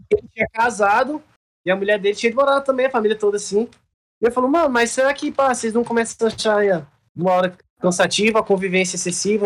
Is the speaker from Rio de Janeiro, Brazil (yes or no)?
no; Brasília, Federal District, Brazil; also born or lived in Trinidad and Tobago; Eu vim para Brasília, eu tinha quatro anos